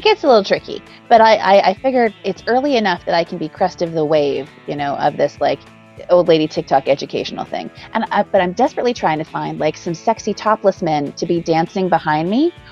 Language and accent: English; Canada; I'm Canadian.